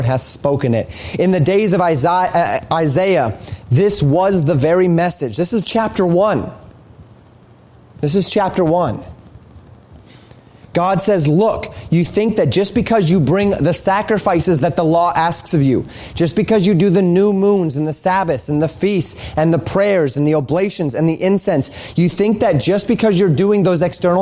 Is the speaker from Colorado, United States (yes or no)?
yes; Colorado, United States; I saw this all the time growing up in Colorado